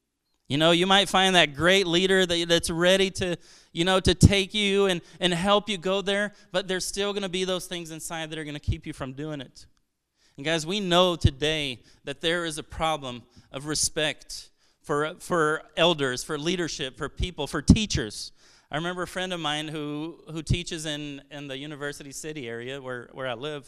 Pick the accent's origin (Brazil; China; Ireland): Brazil; I'm originally from Brazil. My parents are missionaries there.